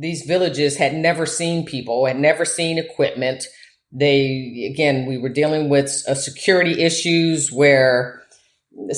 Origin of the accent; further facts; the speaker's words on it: Michigan, United States; moved away as an adult; also born or lived in Louisiana / Nigeria / Angola / Papua New Guinea; I grew up in Michigan